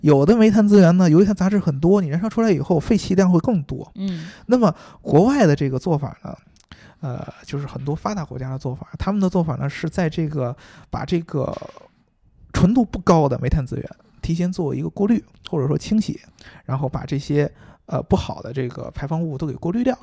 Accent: China; 在我们中国，咱们中国人善良啊

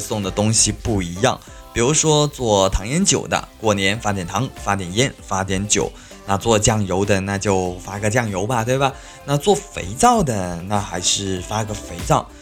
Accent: China; 我们是中国人

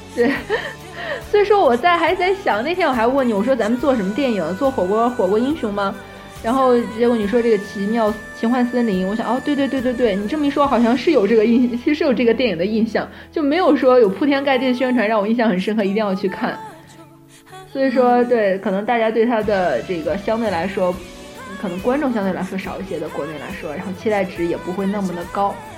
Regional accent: northern China, China; now in Shanghai, China; 本身我自己是北方人吧，然后就，我就比较喜欢北方的一种环境

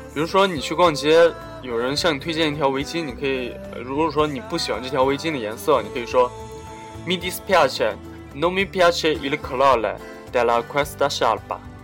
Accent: China; 我们中国人跟外国人有很多生活习惯上或者日常行为方面的差异

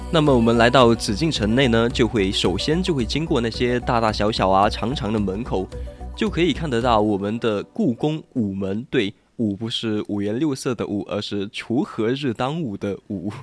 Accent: southern China, China; also born or lived in Sichuan; 说到雪的话，真的是让我们南方人啊很激动的东西啊。就虽然我们四川这边好像是没有下了

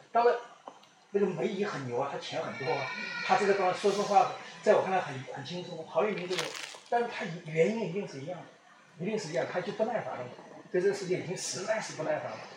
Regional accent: China; 我自己作为一个中国人

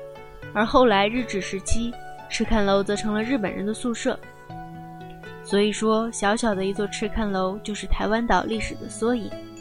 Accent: China; 不是，我是大陆来的。

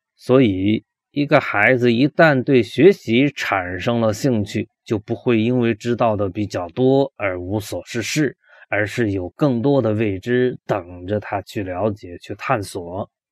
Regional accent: China; 我们中国人比较忌讳死亡这件事情

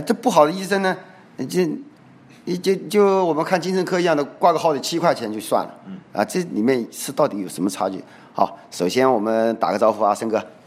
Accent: China

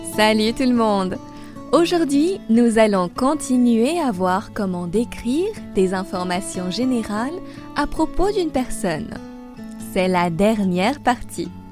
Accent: France; also born or lived in Paris; Je suis française et j'habite à Paris. J'enseigne le français sur Weixin depuis deux ans maintenant

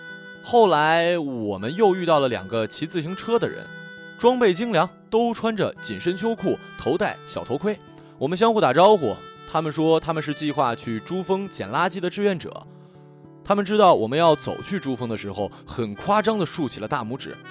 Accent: Shandong, China; 这家伙怎么和我一胶东老乡的大老爷们一个德行？喝完酒就爱拍人。呃，但我老家的人不拍人后背，只拍大腿。

